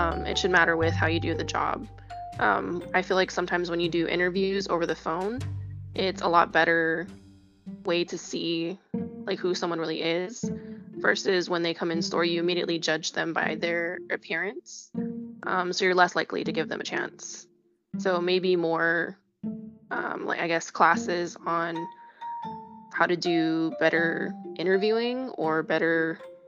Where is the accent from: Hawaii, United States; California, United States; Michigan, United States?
Hawaii, United States; now in Las Vegas, United States; I'm from Hawaii, where we're just a part of a melting pot of ethnic backgrounds